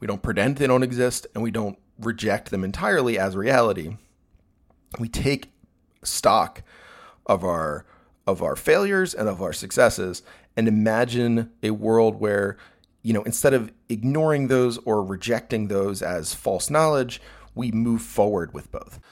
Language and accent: English; United States; I'm an American, uh, heterosexual, uh, cis-sexual male